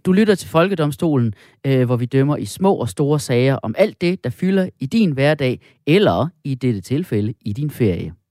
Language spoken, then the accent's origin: Danish; Jutland, Denmark; som du og jeg er fra Jylland